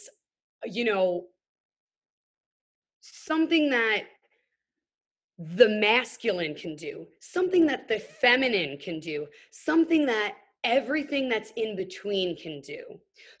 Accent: New York City, New York, United States; just your young white chick growing up in New York City

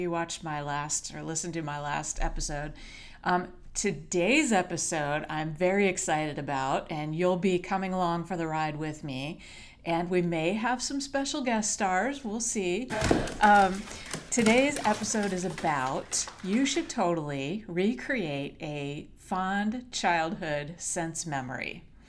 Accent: Hawaii, United States; But in kindergarten, in fifth grade, I grew up in Hawaii. And we were so lucky to be stationed there.

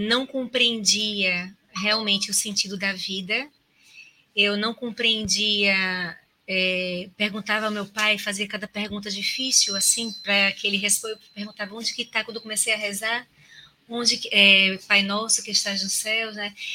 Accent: Recife, Pernambuco, Brazil; moved away as an adult; now in Maceió, Brazil; eu sou natural de Recife, há 19 anos, vai fazer 19 anos agora em janeiro, né, que eu estou aqui em Maceió

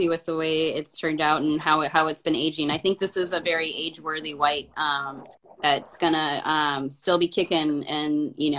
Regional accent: United States; now in Portland, United States; I'm from an American, but I didn't learn Spanish at home

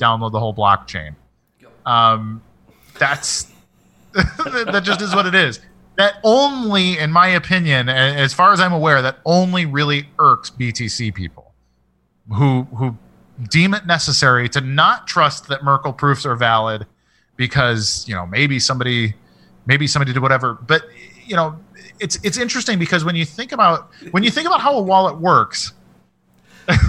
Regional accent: United States; as an American

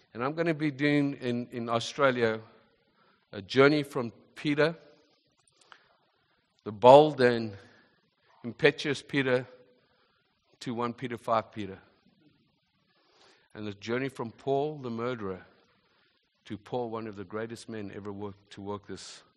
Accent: South Africa; also born or lived in Zimbabwe; now in Canada; I wasn't born in this nation, born in Zimbabwe, grew up in South Africa

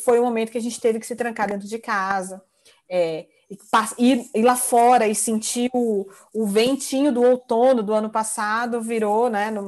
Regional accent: São Paulo, Brazil; Eu sou de São Paulo, tá um calor insuportável.

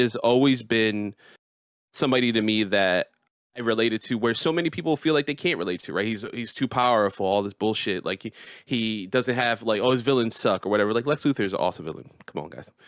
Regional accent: United States; born in America, you know, the island my people are from is Puerto Rico

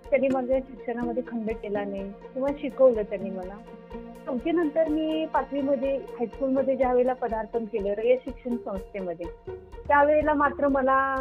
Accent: Dudhgaon, Maharashtra, India; now in Islampur, India; माझं बालपण तसं मिरज तालुक्यामधील दुधगाव माझ्या आजोडीत गेलेलं आहे

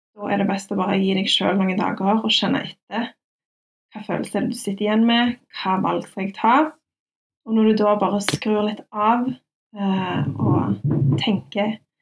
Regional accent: Stavanger, Rogaland, Norway; Jeg er fra Madla

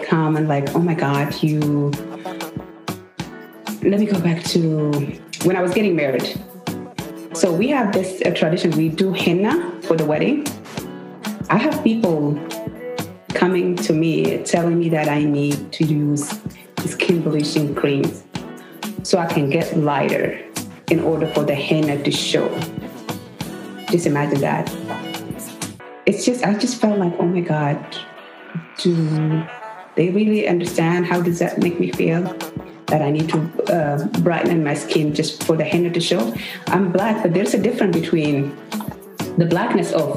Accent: South Sudan; now in United States; I'm from South Sudan.

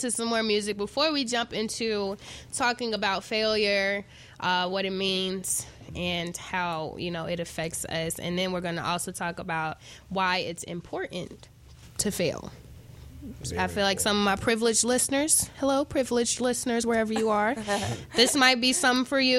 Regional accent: Chicago, Illinois, United States; I'm from Chicago

